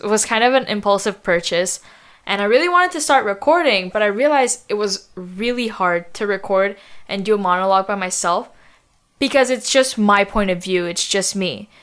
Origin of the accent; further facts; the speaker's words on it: Montreal, Quebec, Canada; We were born in Montreal, but we grew up in the suburbs